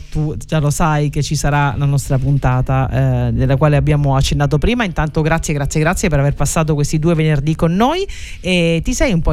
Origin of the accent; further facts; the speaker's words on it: Sicily, Italy; siamo siciliani